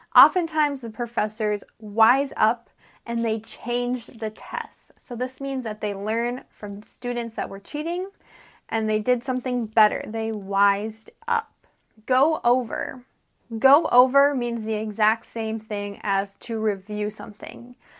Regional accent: United States; I'm an American English teacher

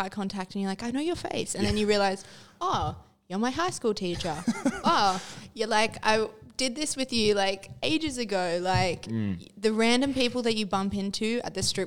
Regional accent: Melbourne, Victoria, Australia; I'm a Melbourne girl. I've always lived there.

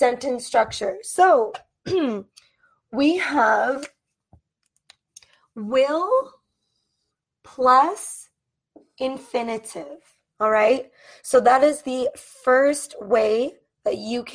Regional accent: United States; I am an American English teacher from the United States

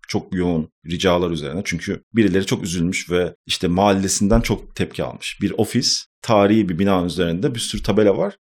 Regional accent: Istanbul, Turkey; Ben İstanbul doğumluyum zaten. İstanbul'da hep yaşadım. İstanbul Etiler'de geçti benim çocukluğum.

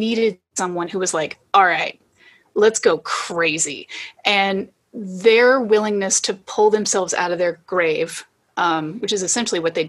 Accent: the South, United States; moved away; I'm from the South

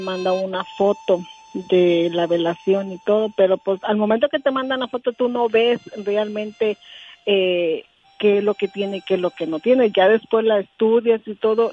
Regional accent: Tecingo, Puebla, Mexico; also born or lived in Oaxaca City, Oaxaca; nos llevó a vivir a Tencingo, Puebla. Entonces ahí crecimos, ahí crecimos nuestra vida, pero realmente nosotros somos oaxaqueño

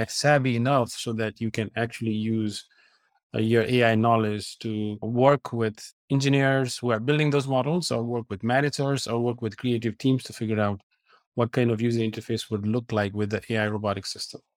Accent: Nepal; moved away as an adult; I grew up in Nepal and then came here for college.

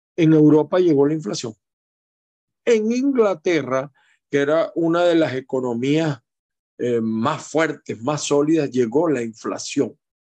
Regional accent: Aragua, Venezuela; moved away; el pueblo de Aragua, mi pueblo, bien, Venezuela

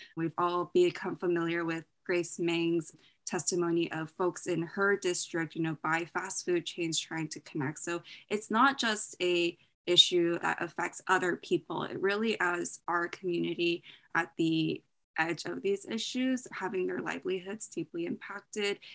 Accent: Bay Area, Silicon Valley, California, United States; I grew up in the Bay Area, Silicon Valley

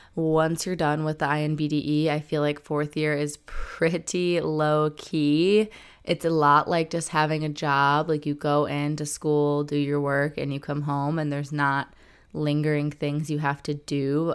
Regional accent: Detroit suburbs, Michigan, United States; where I'm from, like Detroit suburbs

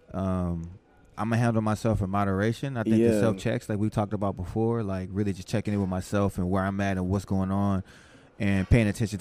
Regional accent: New Orleans, Louisiana, United States; moved away; I was born in New Orleans

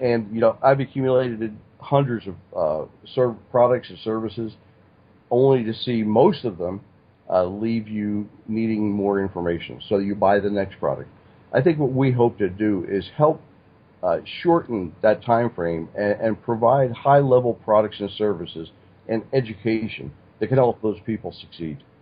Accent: Stroudsburg, Pennsylvania, United States; I grew up in Stroudsburg, Pennsylvania.

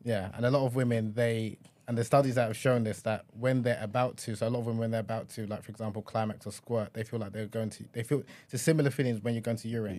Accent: Nigeria; a Nigerian man

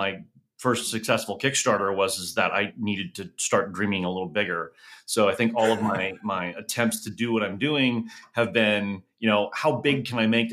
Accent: Southern California, United States; also born or lived in Oklahoma; I grew up in Southern California and I heard coyote all the time.

